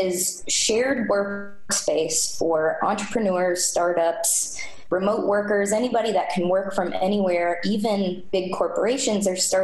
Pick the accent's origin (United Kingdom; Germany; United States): United States; Floyds Knobs, Indiana; also born or lived in Greenville, South Carolina; I am an Indiana native. I was born in Floyd's Knobs, Indiana